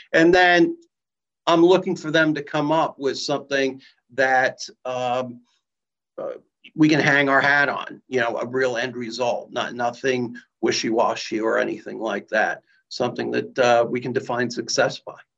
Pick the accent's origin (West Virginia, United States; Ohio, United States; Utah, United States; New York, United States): Ohio, United States; Columbus; I'm from Columbus